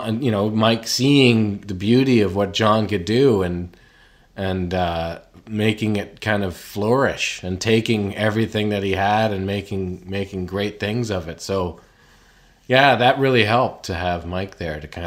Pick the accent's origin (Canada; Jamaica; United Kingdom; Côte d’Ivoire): Canada; growing up in Canada